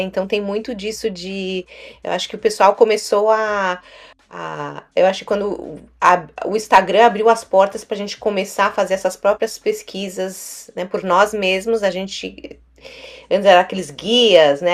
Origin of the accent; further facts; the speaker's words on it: São Paulo, Brazil; moved away as an adult; now in New York, United States; eu sou de São Paulo